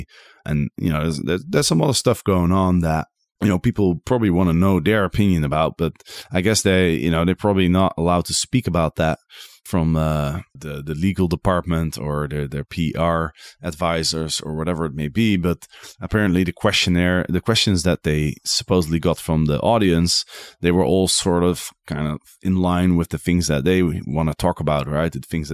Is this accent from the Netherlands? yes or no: yes; Netherlands; English is a second language; Maybe that's because I'm from Holland, and in Holland we have a saying, you know, being normal is already crazy enough.